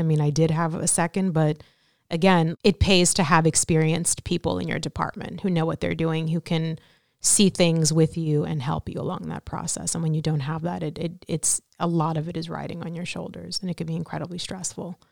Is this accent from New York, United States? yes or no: yes; New York City, New York, United States; I'm from Brooklyn, New York. Raised my, uh, whole life there, nearly.